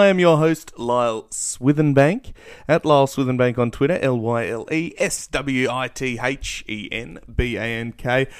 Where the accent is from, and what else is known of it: Australia